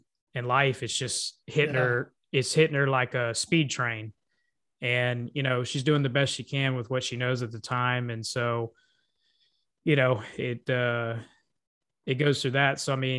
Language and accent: English; Lafayette, Louisiana, United States; also born or lived in Kaufman, Texas; So at first I was born in Kaufman, Texas. Then we came back here to Lafayette, Louisiana.